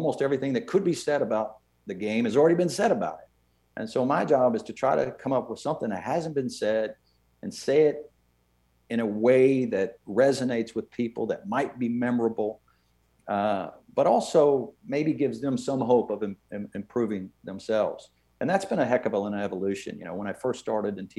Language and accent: English; Irving, Texas, United States; I grew up in Irving, Texas in a pretty darn good decade, the 70s